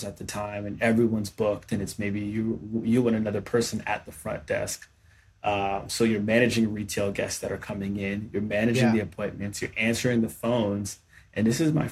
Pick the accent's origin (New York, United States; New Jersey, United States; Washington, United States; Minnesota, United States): New York, United States; New York City; I'm from New York City originally